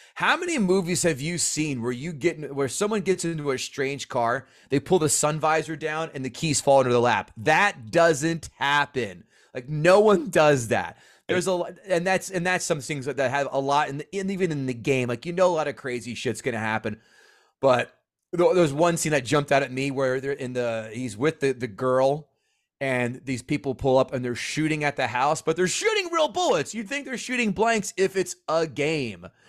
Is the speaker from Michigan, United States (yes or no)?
no; New Jersey, United States; I'm from Central Jersey. I have to commute to New York